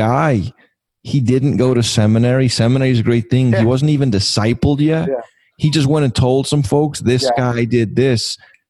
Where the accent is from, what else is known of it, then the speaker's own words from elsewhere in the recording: England, United Kingdom; moved away; And I already speak fast because I'm English